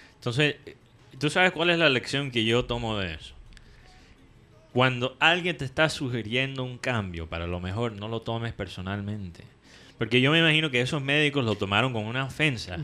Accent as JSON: {"language": "Spanish", "country": "United States", "moved": "yes", "lives_now": "Barranquilla, Colombia", "said": "yo soy gringo"}